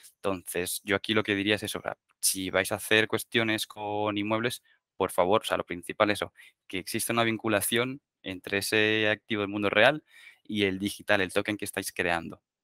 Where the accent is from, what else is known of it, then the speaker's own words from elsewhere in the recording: Barcelona, Catalonia, Spain; moved away as an adult; now in Madrid, Spain; yo soy de Barcelona